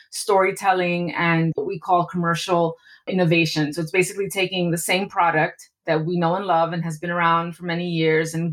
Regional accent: East Coast, United States; I'm Latina, but I'm very different from a Latina from the West Coast. I'm from the East Coast.

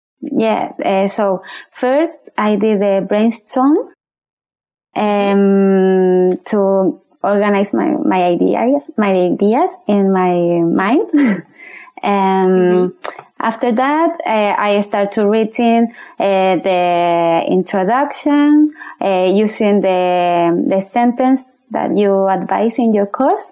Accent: Chile; English is a second language; moved away as an adult; now in Gold Coast, Australia; I'm from Chile, but I live in Australia, in Gold Coast, for about 1 year.

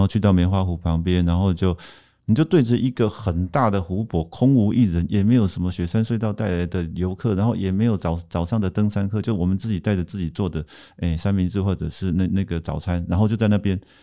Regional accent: Hsinchu, Hsinchu City, Taiwan; moved away as an adult; also born or lived in Daya, Taichung / Taipei / Tainan / Japan; now in Yilan, Taiwan; 我是在新竹市出生长大嗯，然后在中学，国中一年级的时候回到台湾的，诶，大，台中的大雅的乡村

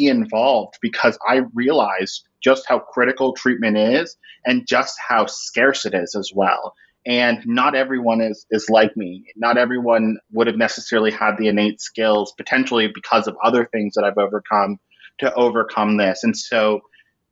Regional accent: Orlando, Florida, United States; I grew up in Orlando, Florida

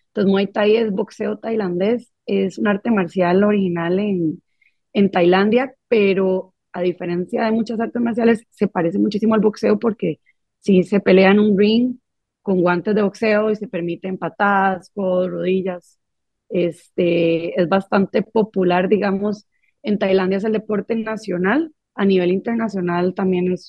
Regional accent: Costa Rica; Y ya después ya nos vinimos aquí a vivir a Costa Rica, que nosotros somos ticos

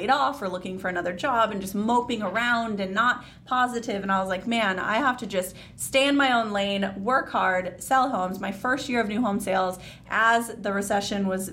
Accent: Chandler, Arizona, United States; also born or lived in Queen Creek, Arizona; I live in Queen Creek. I grew up in Chandler.

